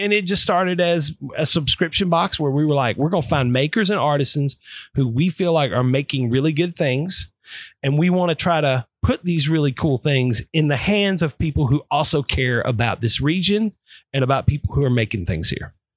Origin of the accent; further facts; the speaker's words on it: Nashville, Tennessee, United States; I knew that I was born in Nashville, I knew that my mom had been born in Nashville